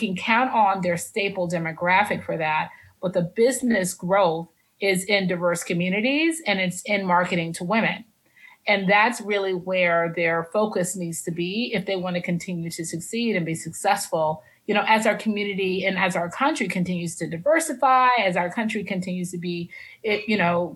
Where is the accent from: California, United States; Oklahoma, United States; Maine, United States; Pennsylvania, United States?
California, United States; Los Angeles; also born or lived in Oakland; now in Atlanta, United States; I'm from Los Angeles. When I started Black Bourbon Society, I lived in Oakland. I now live in Atlanta.